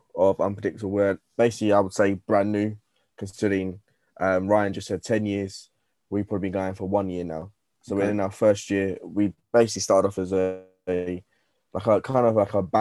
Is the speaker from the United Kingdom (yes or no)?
yes; London, United Kingdom; we're originally from North London, most of our boys